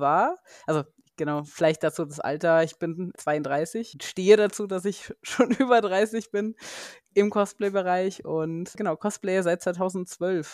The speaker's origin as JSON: {"language": "German", "country": "Germany", "also_born_or_lived": "United States", "moved": "as an adult", "lives_now": "Munich, Germany", "said": "ich komme zwar nicht aus dem Rheinland selber, aber zumindest so anderthalb Stunden südlich von Köln"}